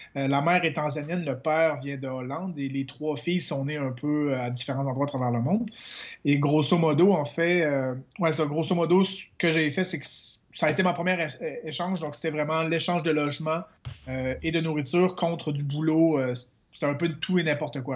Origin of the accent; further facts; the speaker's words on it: Quebec, Canada; moved away as an adult; je suis québécois